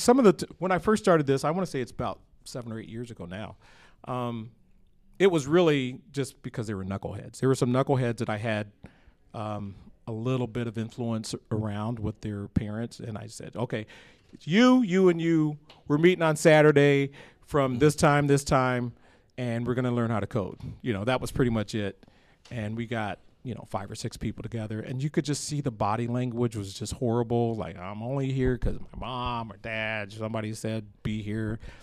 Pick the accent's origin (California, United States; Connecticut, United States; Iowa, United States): Iowa, United States; Johnston; that's my hometown